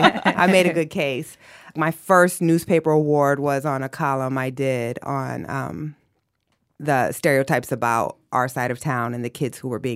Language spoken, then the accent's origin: English; Waterloo, Iowa, United States; Always Waterloo, Iowa.